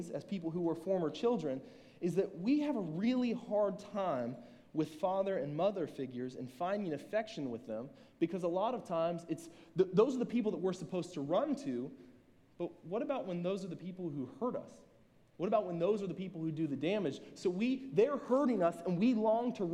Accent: Southern Ohio, United States; I'm from Southern Ohio

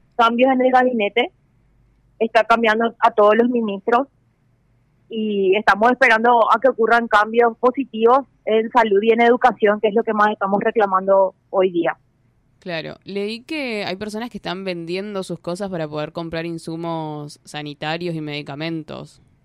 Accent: Paraguay

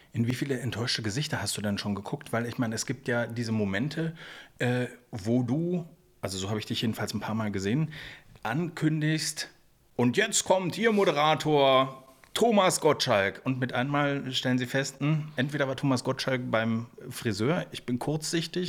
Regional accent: Berlin, Germany; ich bin ja selber Berliner

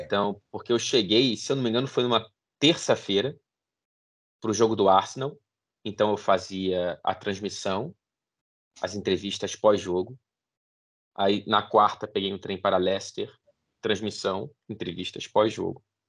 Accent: Brazil; also born or lived in England; now in Manchester, United Kingdom; enquanto brasileiro fora do Brasil, morando na Inglaterra

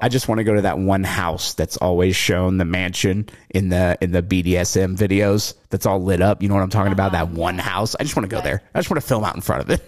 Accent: the South, United States; accent: southern; moved away; growing up in the South

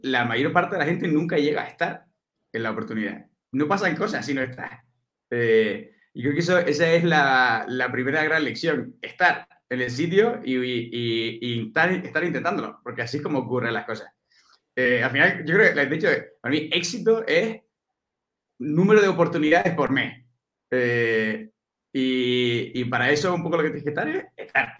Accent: Canary Islands, Spain; moved away as an adult; now in Madrid, Spain; yo soy, soy canario, nacido en Canarias, me vine aquí a Madrid a estudiar

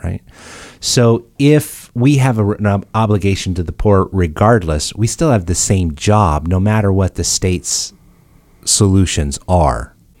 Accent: United States; I'm saying this as an American

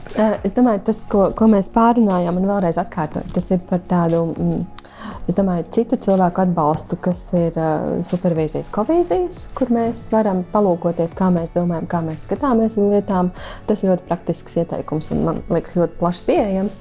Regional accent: Latvia; Es esmu dzimusi mm, nebrīvā Latvijā

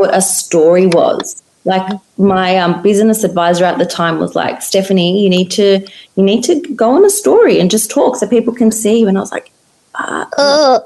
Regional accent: Australia

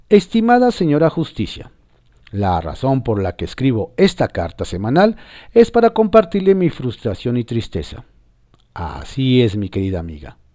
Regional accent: Mexico; ¿Ya entiende nuestra frustración de que como mexicano no vivimos en Estado de Derecho?

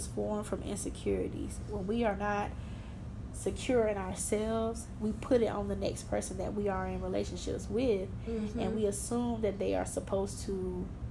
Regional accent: Georgia, United States; I'm from Georgia

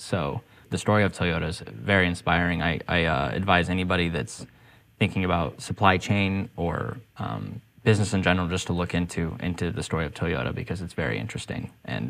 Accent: Rocky Mountains, United States; now in Portland, United States; I actually initially wanted to move out of Portland and get to a sunnier place. Somewhere where the sunshine's super important to me. I grew up

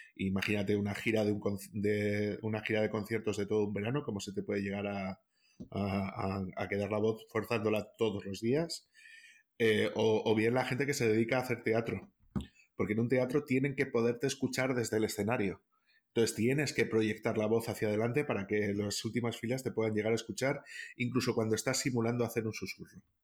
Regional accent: Castile and León, Spain; en el caso de Castilla León, por ejemplo, que es de donde yo soy

